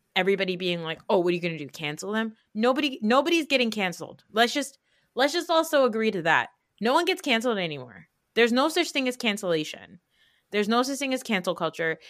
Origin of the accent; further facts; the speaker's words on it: United States; we live in New York, New Jersey area, like, where we've been, like, we grew up around Jewish people